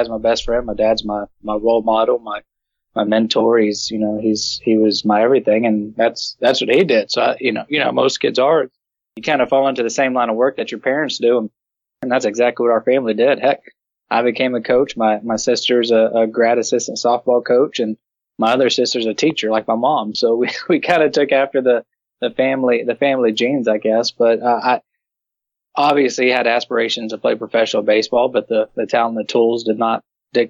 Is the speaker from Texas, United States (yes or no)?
yes; Brenham, Texas, United States; also born or lived in Houston, Texas / Austin, Texas; grew up, born in Houston, Texas. I grew up in Brenham, Texas